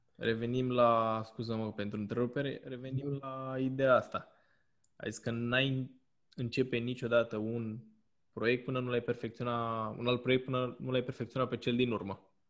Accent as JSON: {"language": "Romanian", "country": "Romania", "said": "ca români"}